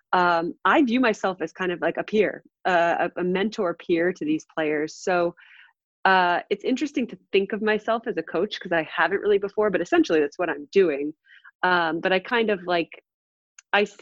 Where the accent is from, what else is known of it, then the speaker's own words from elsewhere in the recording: New Jersey, United States; I grew up in New Jersey